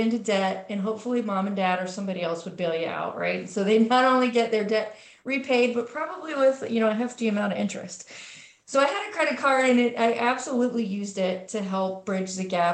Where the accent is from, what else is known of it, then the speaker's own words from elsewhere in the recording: Cincinnati, Ohio, United States; now in Columbus, United States; I grew up in Cincinnati, Ohio